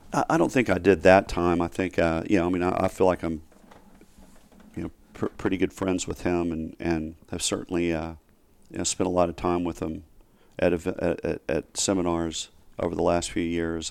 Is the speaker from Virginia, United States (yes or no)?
no; Rogers, Arkansas, United States; now in Dallas, United States; I grew up in Rogers, and it's, which is right next door to Bentonville